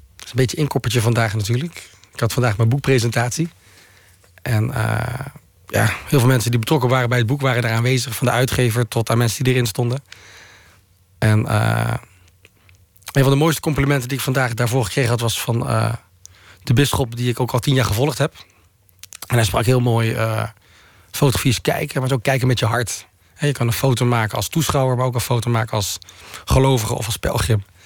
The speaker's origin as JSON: {"language": "Dutch", "area": "Walcheren", "region": "Zeeland", "country": "Netherlands", "tie": "born or raised there", "also_born_or_lived": "North Brabant", "moved": "yes", "said": "ik kom van Walcheren, wat vrij hervormd en protestant is"}